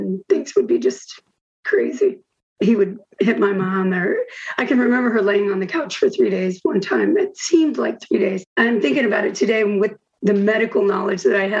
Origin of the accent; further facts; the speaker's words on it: Houston, Texas, United States; also born or lived in Bettendorf, Iowa / Davenport, Iowa / California / Kansas; when I was about 7 or 8, we moved from Davenport. Well, Bettendorf, we were in Bettendorf, and we moved to Houston